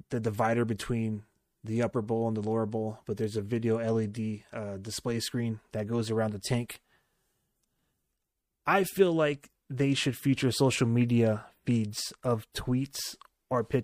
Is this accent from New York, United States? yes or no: no; California, United States; showcase where we're from. We're from Silicon Valley.